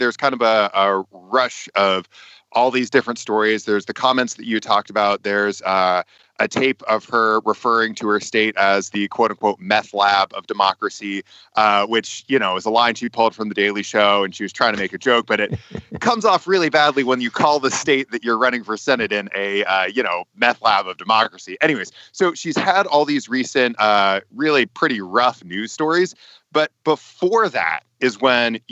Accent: West Virginia, United States; It's my home state

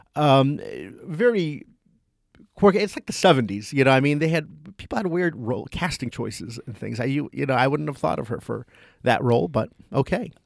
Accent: Toms River, New Jersey, United States; my hometown of Tom's River, New Jersey

